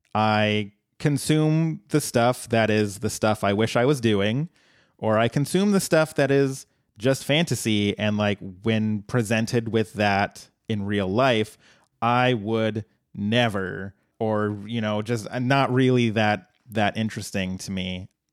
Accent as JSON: {"language": "English", "region": "Colorado", "country": "United States", "tie": "born or raised there", "said": "my home state"}